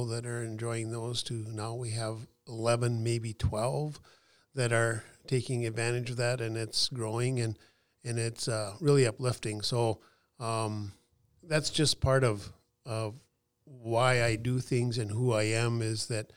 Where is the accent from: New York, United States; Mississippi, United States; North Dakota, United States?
North Dakota, United States; McKenzie County, Western; In Western North Dakota, where I grew up in McKenzie County